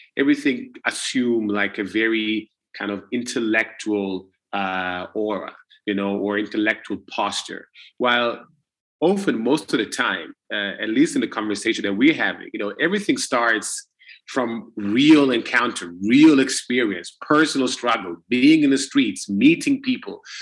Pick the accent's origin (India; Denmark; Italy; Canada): Italy; when I grew up and when I was born in Italy